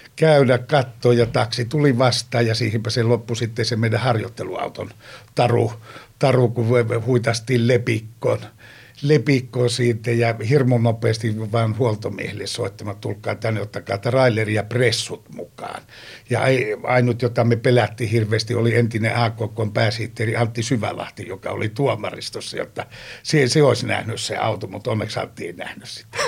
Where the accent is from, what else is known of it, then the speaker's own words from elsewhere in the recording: Joensuu, North Karelia, Finland; Pohjois-Karjalassa, mistä mä oon kotoisin Joensuusta